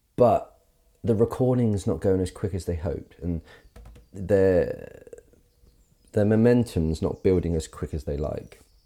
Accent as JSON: {"language": "English", "town": "Carisbrooke", "region": "South East England", "country": "United Kingdom", "tie": "born or raised there", "moved": "yes", "said": "I grew up in Carisbrook, um, and it's a wonderful village"}